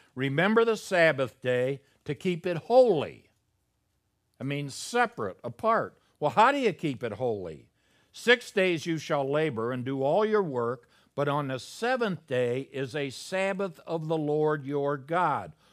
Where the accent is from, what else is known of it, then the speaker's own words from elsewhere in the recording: Chicago, Illinois, United States; moved away; I'm from Chicago